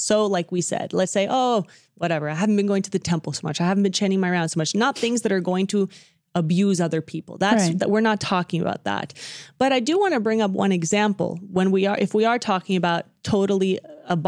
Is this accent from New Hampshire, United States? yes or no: no; Dallas, Texas, United States; growing up in the Dallas community